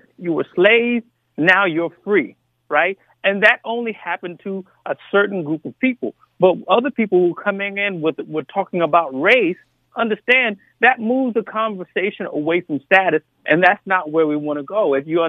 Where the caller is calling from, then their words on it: Atlanta, Georgia, United States; I'm from Atlanta, Georgia.